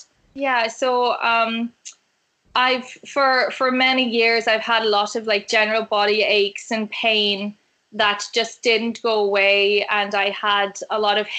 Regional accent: Australia; So I am actually Australian. So I think a lot of the cadence of my voice has changed.

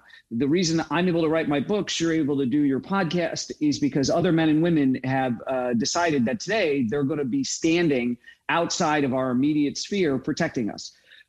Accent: Midwest, United States; growing up in the Midwest with my Marine Corps dad and my flight attendant mom

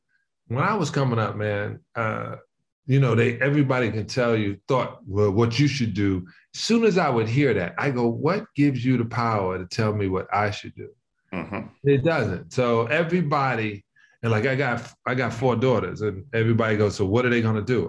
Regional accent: Queens, New York, United States; where I'm supposed to be from, even though we know I'm from, but I'm from Queens.

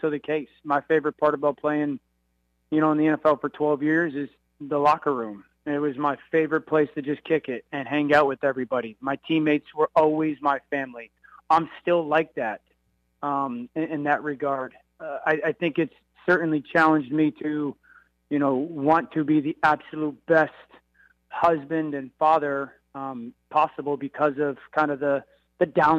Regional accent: Connecticut, United States; I'm a kid from Connecticut

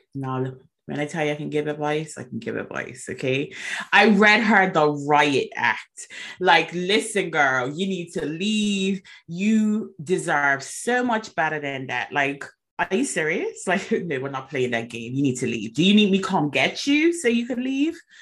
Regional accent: Bermuda; I was born and raised in Bermuda

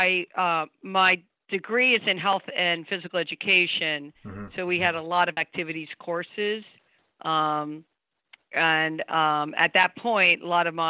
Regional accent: Havertown, Pennsylvania, United States; I grew up in Havertown, Pennsylvania

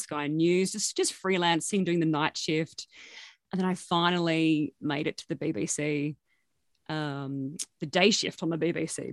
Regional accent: Armidale, New South Wales, Australia; also born or lived in Gunnedah; I grew up mostly in Armidale

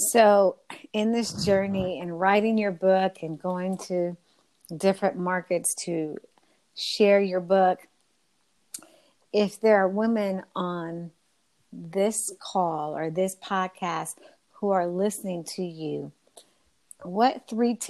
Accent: West Coast, United States; meet the Nab Femme sister from the West Coast, as I am.

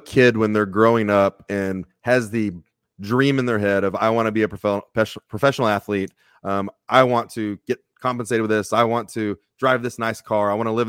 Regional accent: Texas, United States; I got real lucky growing up in Texas.

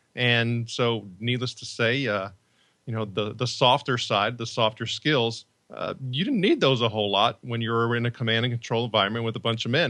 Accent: Northwest Indiana, United States; also born or lived in Chicago; I grew up in Northwest Indiana

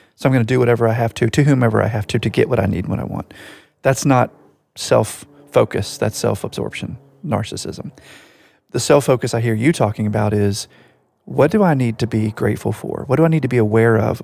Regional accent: United States; I can only speak about it as an American

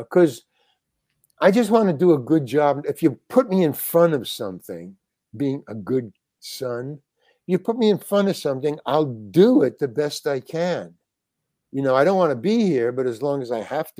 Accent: New York City, New York, United States; I was born in Manhattan. Yeah. Manhattan General Hospital

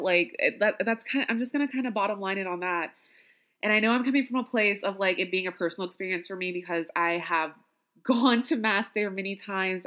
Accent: Louisiana, United States; as a Black woman born and raised in Louisiana

